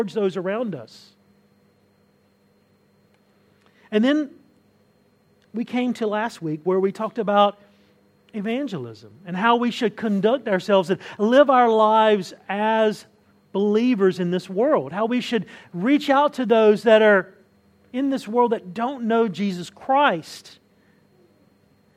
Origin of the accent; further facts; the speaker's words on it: Southern U.S., United States; I can always identify myself as a Southerner if I want to. Southern U.S., we identify ourselves as a specific group